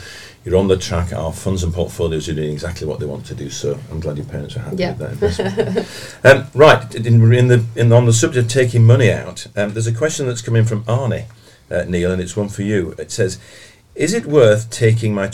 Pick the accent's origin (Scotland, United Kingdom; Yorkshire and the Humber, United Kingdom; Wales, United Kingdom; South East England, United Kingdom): Yorkshire and the Humber, United Kingdom; Bradford; I'm from Bradford